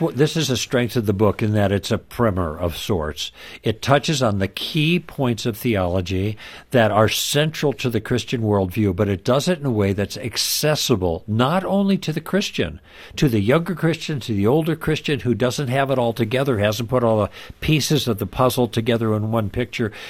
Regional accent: Midwest, United States; born or raised there; moved away; also born or lived in Los Angeles

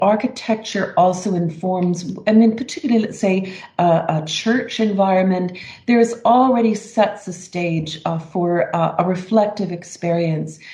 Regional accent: Morden, Manitoba, Canada; my childhood growing up in Morden, Manitoba, in a rural community

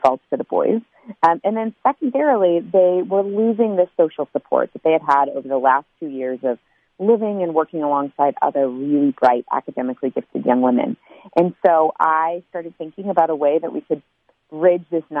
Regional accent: United States; I would go home to the United States

